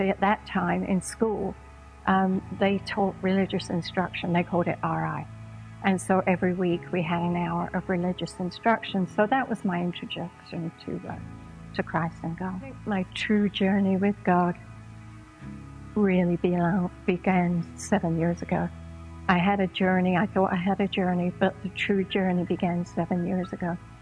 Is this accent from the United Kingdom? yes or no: yes; London, United Kingdom; moved away as an adult; also born or lived in San Diego, United States; now in United States; I was born and raised in London, England. And when I was about 22, I emigrated to America